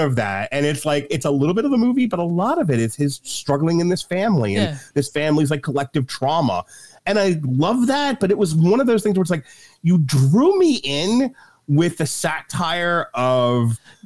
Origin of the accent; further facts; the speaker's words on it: Uniondale, New York, United States; I grew up in Uniondale, Long Island, in the shadow of the Nassau Coliseum